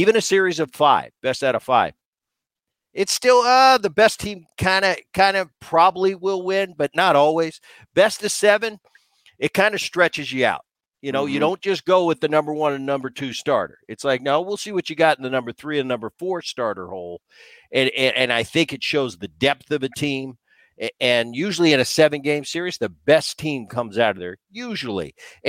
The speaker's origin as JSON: {"language": "English", "town": "Philadelphia", "region": "Pennsylvania", "country": "United States", "tie": "born or raised there", "said": "You know, I grew up in the Philly area, and I got to witness that as a kid"}